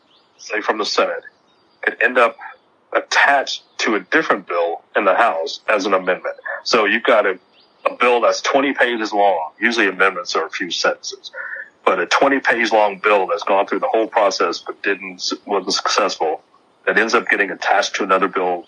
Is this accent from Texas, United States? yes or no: yes; Texas, United States; a lot of people had stereotypes of Texas, and they would say, well, why are you so proud of being a Texan?